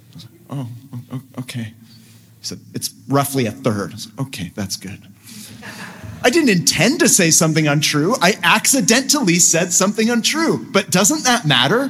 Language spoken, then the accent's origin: English; San Francisco Bay Area, California, United States; moved away as an adult; also born or lived in Los Angeles, United States / London, United Kingdom; I was raised in the San Francisco Bay Area, a very musical place.